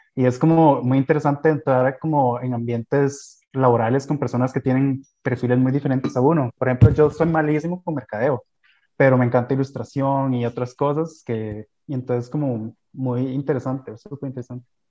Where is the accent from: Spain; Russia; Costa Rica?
Costa Rica; como costarricenses que tenemos